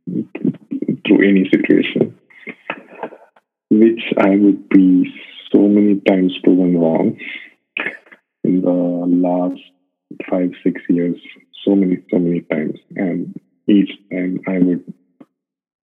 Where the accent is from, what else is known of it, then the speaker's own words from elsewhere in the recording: India; moved away as an adult; now in Dubai, United Arab Emirates; I'm based in Dubai. I've been here for about 6 years. I'm basically from India